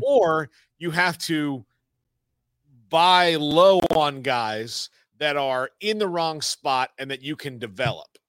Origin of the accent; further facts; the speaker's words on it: the South, United States; also born or lived in Texas; I grew up in the South.